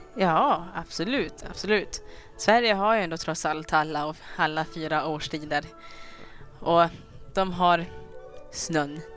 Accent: Rwanda; first language Kinyarwanda; Swedish is a second language; now in Sweden; Vi kommer ju från Rwanda

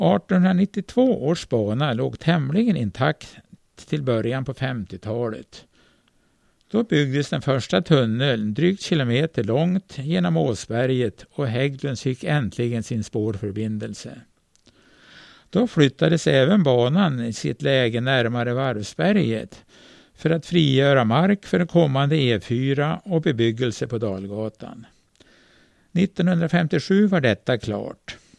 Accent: Norrland, Sweden; vi norrlänningar

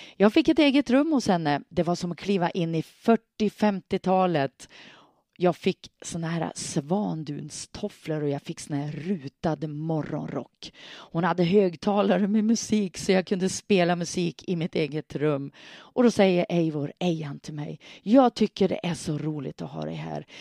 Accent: Hörnsjö, Västerbotten County, Sweden; hemma i Hörnsjö, hemma i min hemby

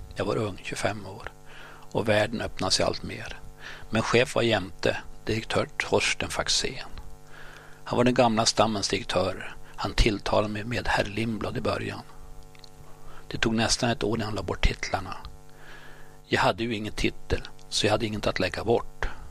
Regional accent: Gottne, Västernorrland County, Sweden; accent: Gottnemålet (Bondska); also born or lived in Örnsköldsvik; Vi var tre från Gottne, jag, Dan och Alvar. Vi talade Bondska, Gottnemålet

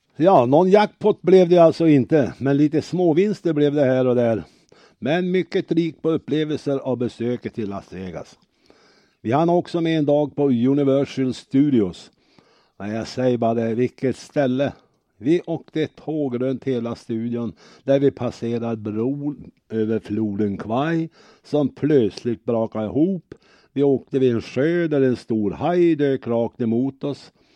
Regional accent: Örnsköldsvik, Västernorrland County, Sweden; Vi är från Örnsköldsvik.

